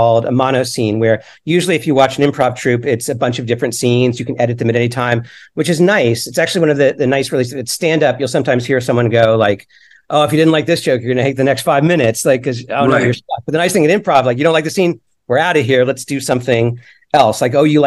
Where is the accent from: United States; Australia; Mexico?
United States; Florida; I grew up in Florida.